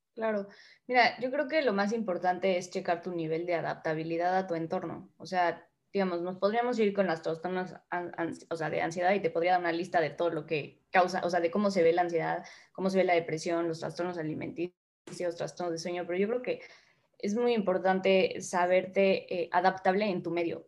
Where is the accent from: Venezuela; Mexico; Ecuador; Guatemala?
Mexico; moved away as an adult; now in Spain; como mexicanos